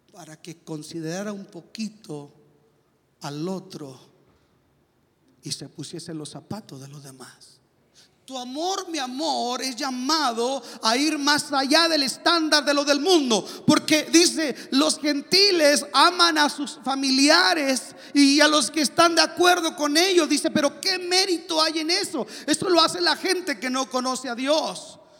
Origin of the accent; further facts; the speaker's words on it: Mexico; now in United States; soy mexicano